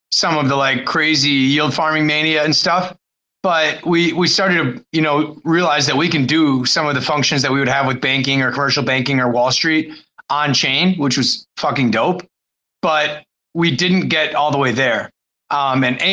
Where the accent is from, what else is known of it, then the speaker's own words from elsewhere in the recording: Wisconsin, United States; moved away as an adult; also born or lived in Chicago / Costa Rica; I grew up in Wisconsin